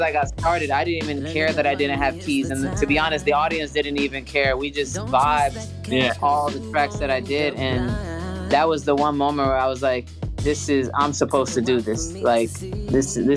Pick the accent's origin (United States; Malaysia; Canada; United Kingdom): United States; New York City, New York; I'm from the Bronx, New York